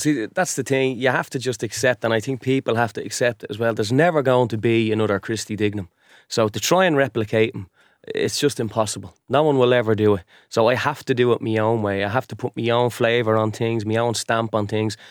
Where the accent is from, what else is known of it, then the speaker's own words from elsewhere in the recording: Dublin, Leinster, Ireland; I'm from Finglas.